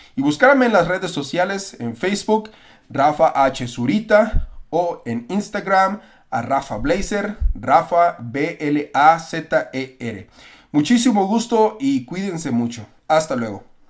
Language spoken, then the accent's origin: Spanish; Mexico; now in United States; yo soy mexicano también